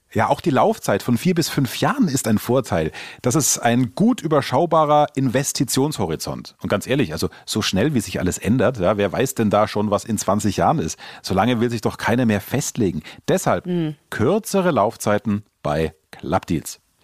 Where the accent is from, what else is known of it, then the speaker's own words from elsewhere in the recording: Germany; bei uns in Deutschland